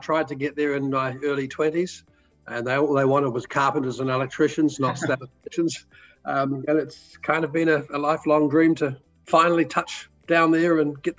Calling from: Anglesea, Victoria, Australia; We're calling from Anglesey in Victoria, which is about an hour and a half south of Melbourne.

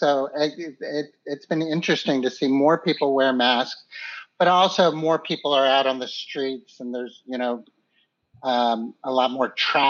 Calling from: Philadelphia, Pennsylvania, United States; So I'm calling from Philadelphia.

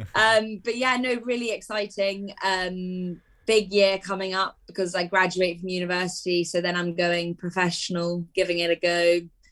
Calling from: Newmarket, East of England, United Kingdom; also born or lived in Edinburgh; I'm calling you from home, which is just outside Newmarket

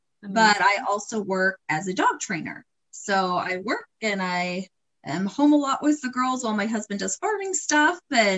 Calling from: Ohio, United States; Yeah, I'm joining from Ohio.

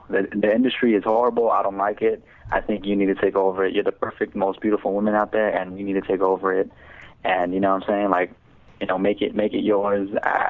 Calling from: Los Angeles, California, United States; I was calling from, I guess, Mid-City, Los Angeles.

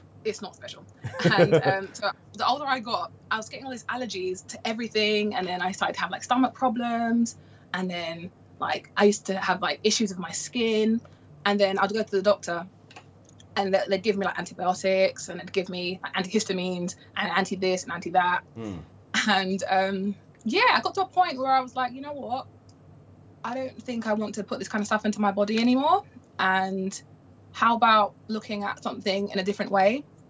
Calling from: London, United Kingdom; So I am in London, the UK, and yeah, over here it's pretty okay.

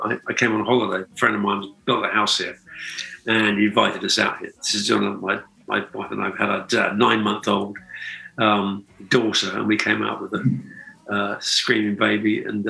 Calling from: Byron Bay, New South Wales, Australia; Well, Byron Bay, more or less.

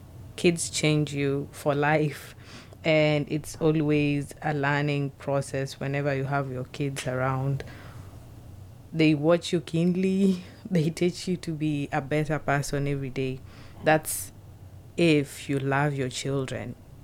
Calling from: Seattle, Washington, United States

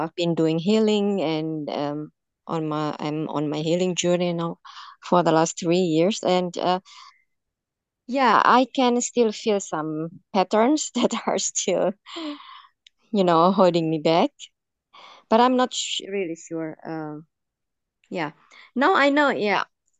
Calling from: Germany; I'm calling from Germany, not far from Alara.

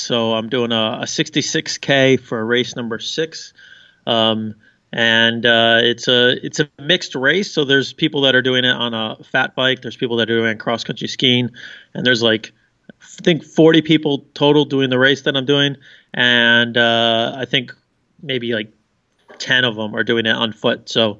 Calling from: Rovaniemi, Lapland, Finland; I am in Rovaniemi, Finland, which is about an hour north of Helsinki.

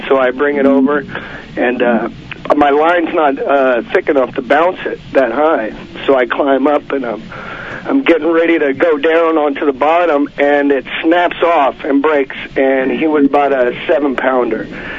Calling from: Santa Monica, California, United States; from Santa Monica.

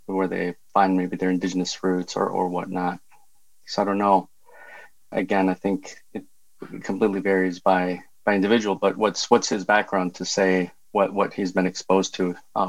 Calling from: Philadelphia, Pennsylvania, United States; I'm calling in from my sabbatical in Philadelphia.

